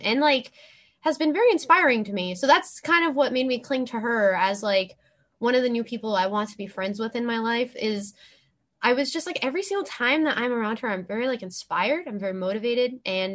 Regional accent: Los Angeles, California, United States; I'm from

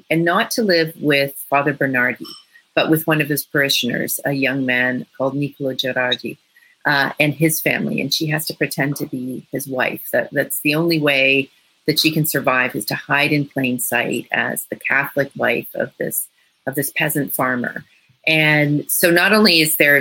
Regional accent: Toronto, Ontario, Canada; I'm from Toronto

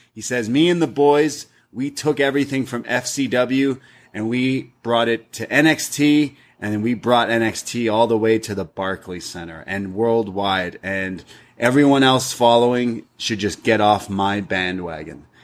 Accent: Canada; I, as a Canadian traveling

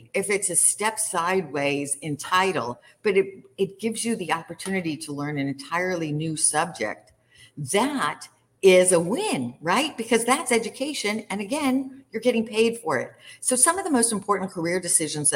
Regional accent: Kansas City, United States; growing up in Kansas City

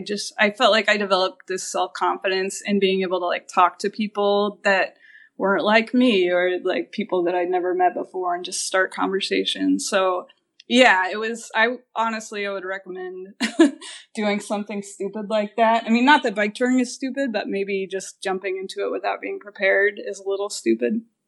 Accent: Kansas, United States; moved away as an adult; also born or lived in Portland, Oregon; I grew up in Kansas

